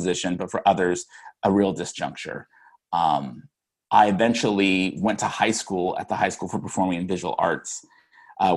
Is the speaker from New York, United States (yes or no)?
no; Sugar Land, Texas, United States; moved away; I grew up in Houston, cool. But a suburb of Houston actually called Sugar Land, Texas